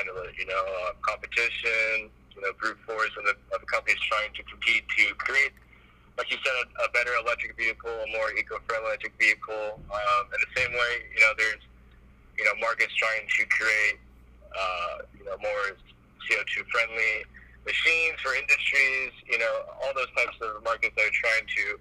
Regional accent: Southern California, United States; I grew up in Southern California

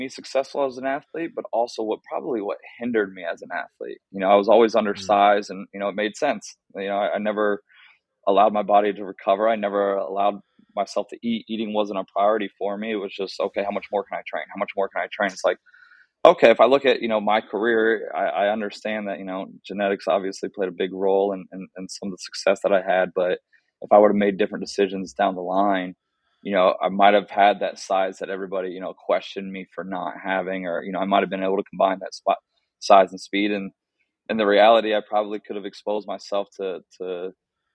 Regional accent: Columbus, Ohio, United States; moved away as an adult; also born or lived in Pittsburgh, Pennsylvania; now in Naperville, United States; growing up in Columbus, Ohio, straight West Side guy

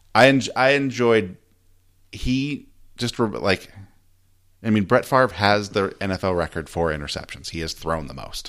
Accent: San Diego, California, United States; moved away; So the Chargers left my hometown. I'm from San Diego.

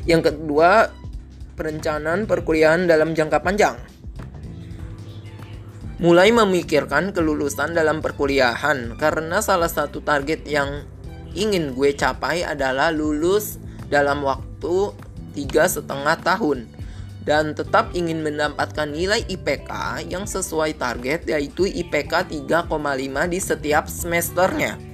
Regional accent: Tangerang, Banten, Indonesia; Asal daerah gue dari mana sih? Asal daerah gue dari kota Tangerang, Provinsi Banten.

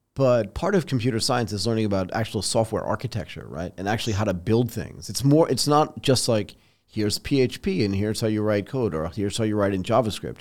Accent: United States; moved away as an adult; also born or lived in Boston, Massachusetts / Connecticut; now in Bangkok, Thailand; So I grew up in Boston and in Connecticut

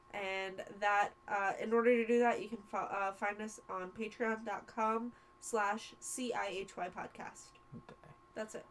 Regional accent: United States; I was born in America

